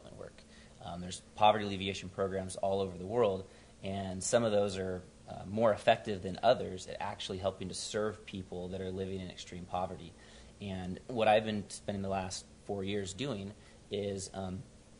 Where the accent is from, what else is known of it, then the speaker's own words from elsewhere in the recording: San Diego, California, United States; I'm from San Diego originally, and grew up in North County